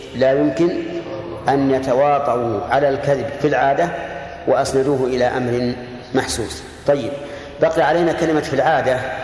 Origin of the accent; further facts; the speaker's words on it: Saudi Arabia; هنا عندنا في، في السعودية